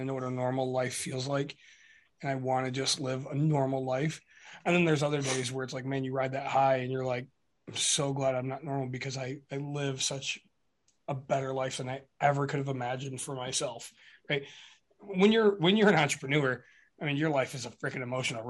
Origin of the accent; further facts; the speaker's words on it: Michigan, United States; we're from Michigan.